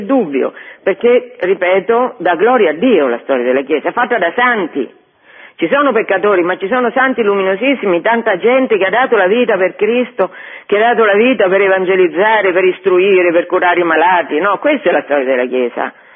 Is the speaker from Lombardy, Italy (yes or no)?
no; Liguria, Italy; sono Ligure